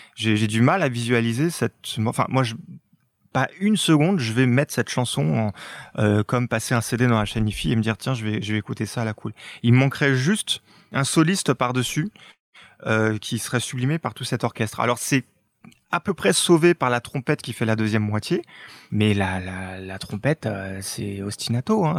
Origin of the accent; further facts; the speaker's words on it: France; chez nous en France